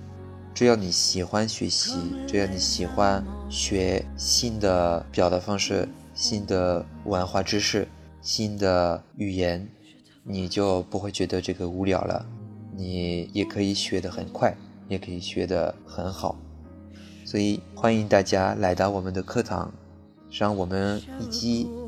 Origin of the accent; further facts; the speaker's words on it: Bordeaux, Nouvelle-Aquitaine, France; Chinese is a second language; 我来自法国波尔多。呃，波尔多是一个很美丽的城市，也是一个产葡萄酒的一个城市。